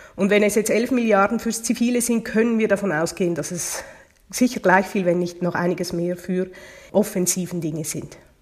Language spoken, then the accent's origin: German; Switzerland; Bei uns in der Schweiz